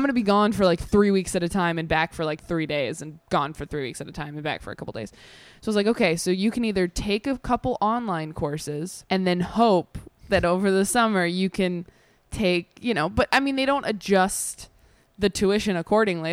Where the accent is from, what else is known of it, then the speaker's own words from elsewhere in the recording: Temecula, California, United States; also born or lived in Modesto, California; I grew up in Modesto, and then we moved to Temecula